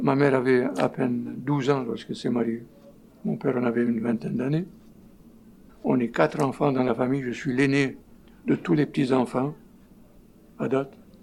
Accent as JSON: {"language": "French", "town": "Port Said", "region": "Port Said Governorate", "country": "Egypt", "tie": "born or raised there", "moved": "as an adult", "lives_now": "Montreal, Canada", "said": "je suis né en Égypte"}